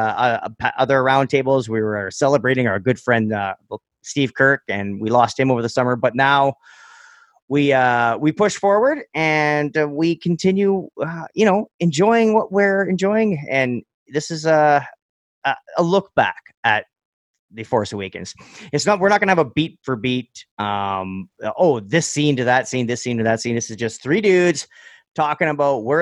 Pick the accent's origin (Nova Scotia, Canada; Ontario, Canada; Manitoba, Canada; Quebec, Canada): Ontario, Canada; Northern; growing up in Northern Ontario